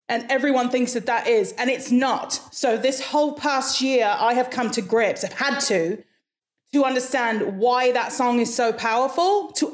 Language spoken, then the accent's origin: English; Hawaii, United States; also born or lived in -; I was born and raised in Hawaii. So I've been around accents the whole of my life.